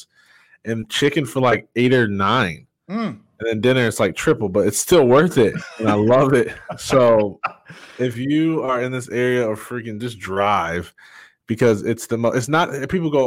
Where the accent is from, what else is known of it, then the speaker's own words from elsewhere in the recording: Jackson, Michigan, United States; moved away as an adult; now in Georgia, United States; I was born in Jackson, Michigan. It's about an hour and a half west of Detroit